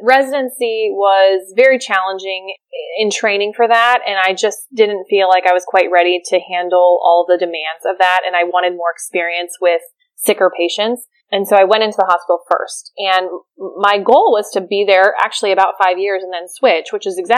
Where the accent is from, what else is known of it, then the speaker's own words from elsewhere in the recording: Maryland, United States; moved away as an adult; now in Charleston, United States; I grew up in Maryland. I did all my schooling there. I came to Charleston, South Carolina for residency. And I've been here ever